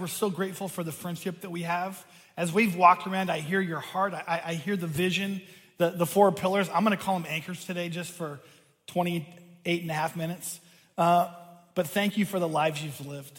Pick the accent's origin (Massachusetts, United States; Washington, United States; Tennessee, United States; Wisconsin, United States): Washington, United States; Seattle; I grew up outside of Seattle on the water.